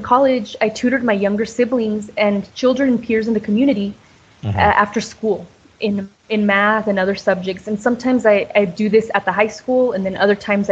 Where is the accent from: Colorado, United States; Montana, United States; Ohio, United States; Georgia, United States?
Colorado, United States; moved away; also born or lived in Clovis; I moved from Colorado to Clovis